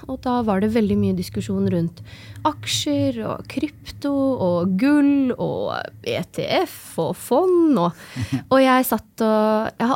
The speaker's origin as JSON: {"language": "Norwegian", "region": "Oslo", "country": "Norway", "tie": "born or raised there", "also_born_or_lived": "Tromsø / Trondheim", "said": "Jeg er født og oppvokst i Oslo. Jeg har um, gått, studert i Tromsø, en bachelorgrad i maskiningeniør. Og så har jeg studert i Trondheim, en mastergrad i maskiningeniør."}